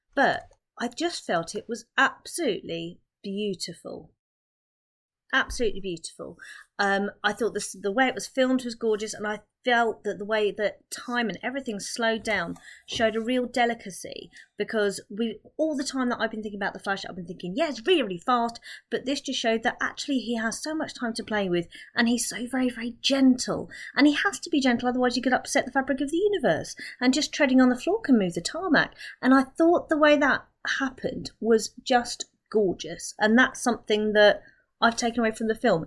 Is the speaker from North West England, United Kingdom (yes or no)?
no; Milton Keynes, South East England, United Kingdom; I'm from Milton Keynes